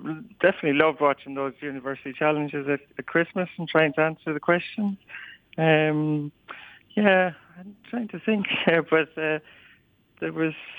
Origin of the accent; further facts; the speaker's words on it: Clonroche, Leinster, Ireland; I'm fairly confident I'm the first from Clonroche, but I'm sure about County Wexford